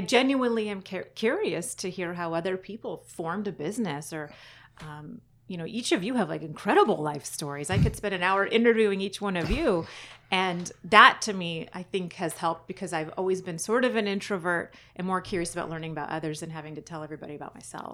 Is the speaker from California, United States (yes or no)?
yes; San Diego County, California, United States; also born or lived in Fallbrook / Carlsbad / Bonita / Chula Vista; I grew up all over San Diego County